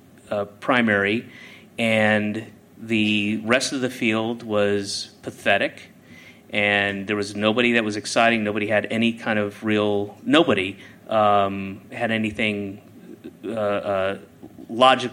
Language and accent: English; Georgia, United States; born or raised there; moved away; also born or lived in Boston